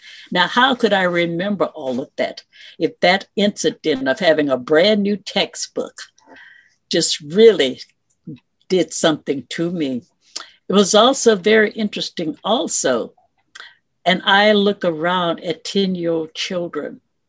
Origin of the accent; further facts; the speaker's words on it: Lake Charles, Louisiana, United States; moved away as an adult; also born or lived in Opelousas, Louisiana / Houston, Texas; Growing up in that community. What community? In Lake Charles, Louisiana.